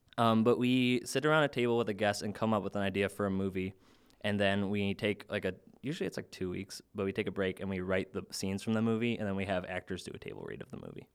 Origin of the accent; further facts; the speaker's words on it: Chicago, Illinois, United States; I'm from the South Suburbs of Chicago